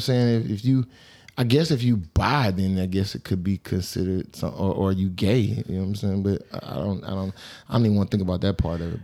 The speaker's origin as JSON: {"language": "English", "town": "Atlanta", "region": "Georgia", "country": "United States", "said": "I'm from Atlanta"}